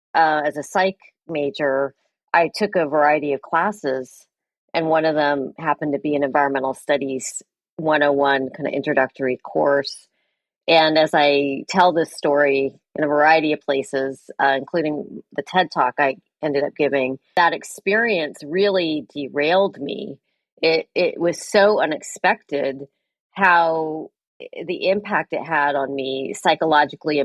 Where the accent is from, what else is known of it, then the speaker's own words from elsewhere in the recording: San Francisco Bay Area, California, United States; also born or lived in East Coast / West Coast; I grew up in the San Francisco Bay Area